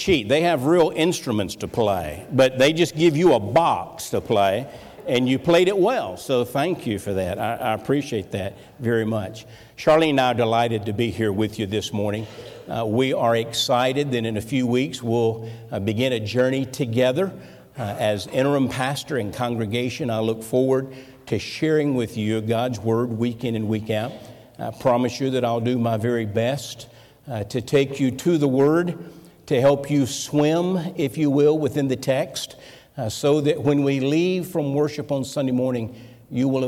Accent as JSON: {"language": "English", "region": "Florida", "country": "United States", "tie": "born or raised there", "also_born_or_lived": "New Orleans, Louisiana", "moved": "as an adult", "lives_now": "North Carolina, United States", "said": "we're not from North Carolina. We're Floridians. We grew up. We began dating in high school"}